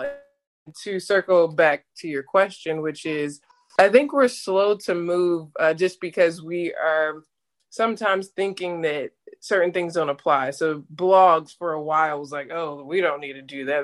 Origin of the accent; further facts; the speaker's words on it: Atlanta, Georgia, United States; moved away; also born or lived in Jacksonville, Florida; I'm actually from Atlanta, Georgia, and went to school in Jacksonville, uh, Jacksonville University in Jacksonville, Florida